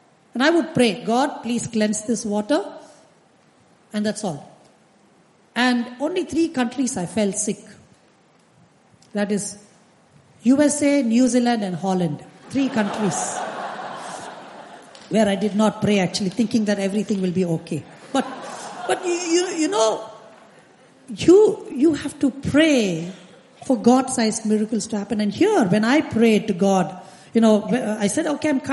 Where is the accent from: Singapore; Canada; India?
India; I come from India